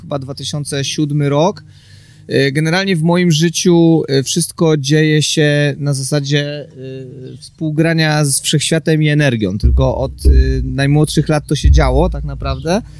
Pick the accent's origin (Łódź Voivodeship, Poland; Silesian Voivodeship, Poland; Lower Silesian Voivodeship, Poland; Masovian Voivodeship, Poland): Łódź Voivodeship, Poland; Łódź; mieszkam na co dzień w Łodzi, pochodzę z Łodzi